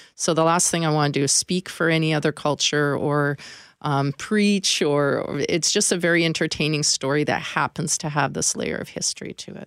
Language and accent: English; northern British Columbia, Canada; now in Manitoba, Canada; I wasn't fortunate enough to grow up here. I grew up in, uh, northern B C